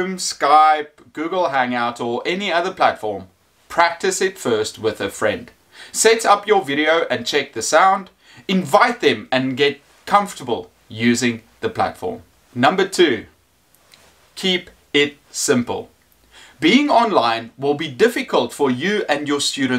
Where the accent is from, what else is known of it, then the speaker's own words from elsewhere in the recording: South Africa; I am an English teacher from South Africa.